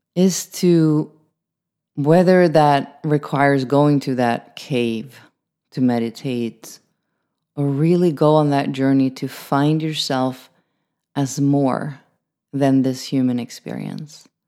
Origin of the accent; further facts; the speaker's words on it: Sweden; I'm from Sweden